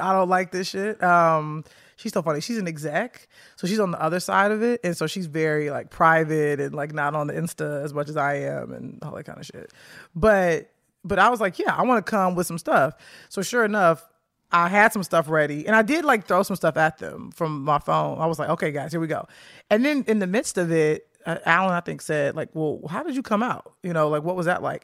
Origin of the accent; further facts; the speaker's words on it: Chicago, Illinois, United States; moved away; I grew up on the south side of Chicago